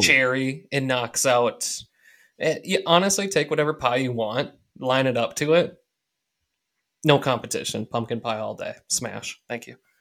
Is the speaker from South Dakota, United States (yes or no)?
no; Minnesota, United States; we're from Minnesota, and we have all kinds of Scandinavian culture around